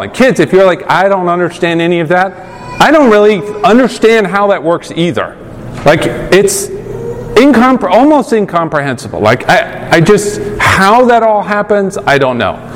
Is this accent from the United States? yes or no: no; United Kingdom; I'm a pastor now, and I'm British, mild mannered, whatever.